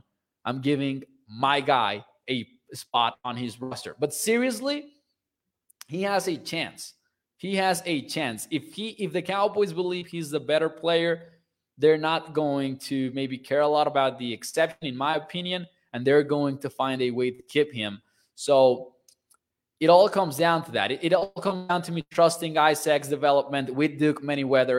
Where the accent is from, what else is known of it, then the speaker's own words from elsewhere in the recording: Mexico; I'm from Mexico